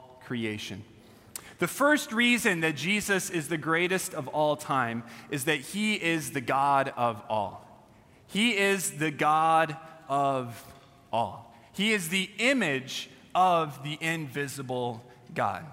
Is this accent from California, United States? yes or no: yes; California, United States; I'm from California